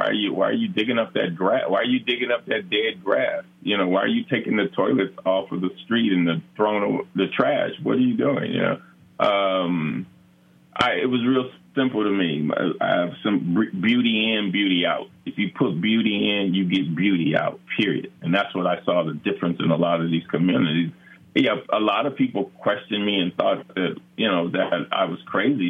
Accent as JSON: {"language": "English", "town": "Los Angeles", "region": "California", "country": "United States", "tie": "born or raised there", "said": "growing up in South Central"}